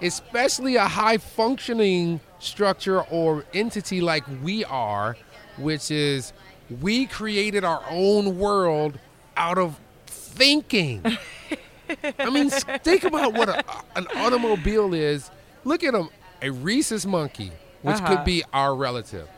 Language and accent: English; United States; as an American